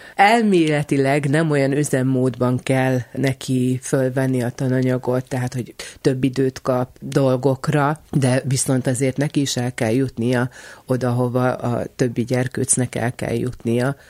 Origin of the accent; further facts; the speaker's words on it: Kisterenye, Nógrád, Hungary; also born or lived in Salgótarján; Én kis terenyén nőttem föl